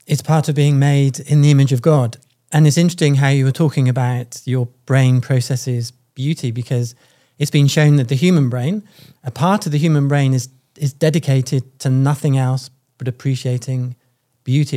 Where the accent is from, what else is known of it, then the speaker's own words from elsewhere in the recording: United Kingdom; I'm from the United Kingdom.